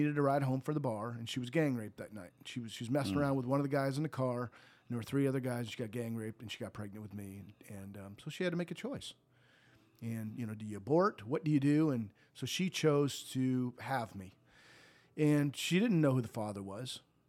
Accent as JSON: {"language": "English", "region": "Montana", "country": "United States", "tie": "born or raised there", "said": "But I was raised in Montana. We moved to Montana when I was four."}